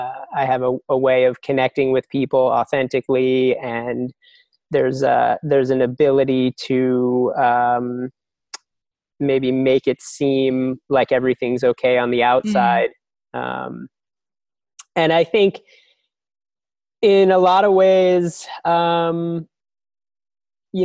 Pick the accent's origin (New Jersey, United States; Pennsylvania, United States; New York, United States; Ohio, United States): New Jersey, United States; I grew up in New Jersey.